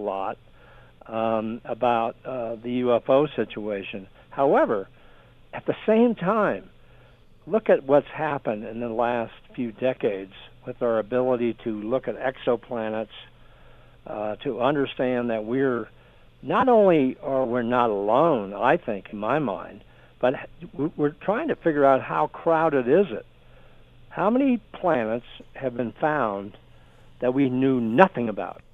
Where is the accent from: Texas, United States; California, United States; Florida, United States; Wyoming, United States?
California, United States; San Diego; I grew up in San Diego, California.